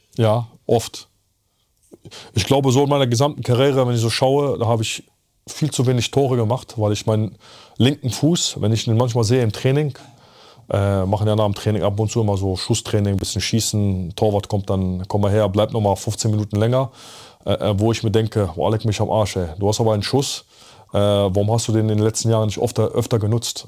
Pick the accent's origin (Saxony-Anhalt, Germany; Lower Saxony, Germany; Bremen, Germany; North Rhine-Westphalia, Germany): North Rhine-Westphalia, Germany; Bergheim; also born or lived in Poland / Zabrze, Poland; ich komme ja aus Polen, hier geboren, mit der Familie rübergekommen